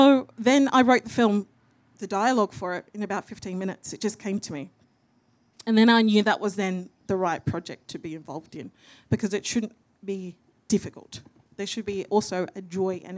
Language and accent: English; Perth, Western Australia, Australia; moved away as an adult; now in Melbourne, Australia; I'm a Wongatha Yamiji and Noongar Gidja woman from Wajak Noongar Buja, so Perth